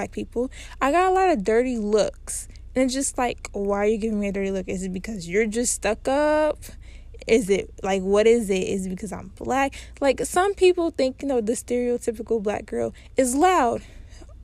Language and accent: English; Cincinnati, Ohio, United States; I grew up in Cincinnati